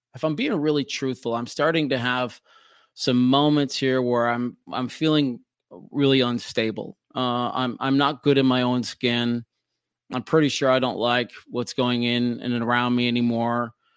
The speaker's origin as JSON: {"language": "English", "town": "Minneapolis", "region": "Minnesota", "country": "United States", "tie": "born or raised there", "said": "do the night show in my hometown of Minneapolis on Cities ninety-seven"}